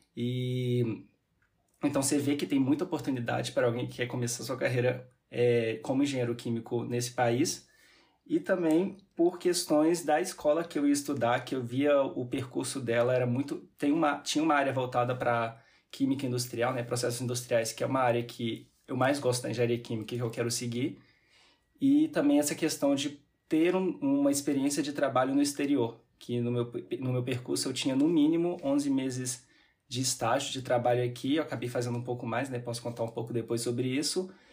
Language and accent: Portuguese; Belo Horizonte, Minas Gerais, Brazil; moved away as an adult; now in Paris, France; eu sou mineiro